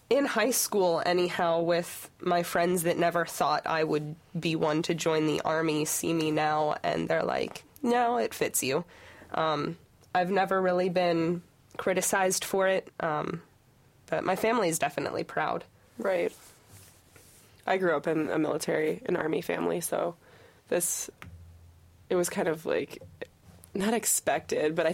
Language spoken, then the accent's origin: English; Michigan, United States; I'm from Michigan, but growing up, I grew up in a U of M fan household